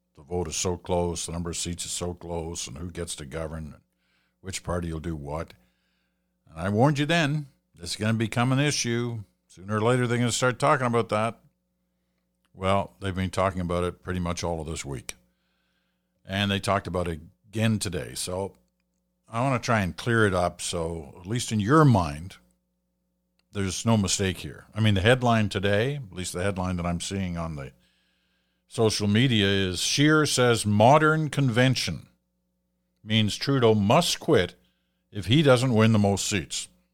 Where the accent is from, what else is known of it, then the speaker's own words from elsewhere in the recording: England, United Kingdom; now in Canada; I was born in England. I have a British passport. I'm a Canadian citizen.